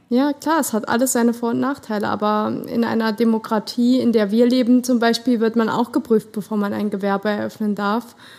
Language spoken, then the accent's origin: German; Germany; also born or lived in Saarland; als Deutscher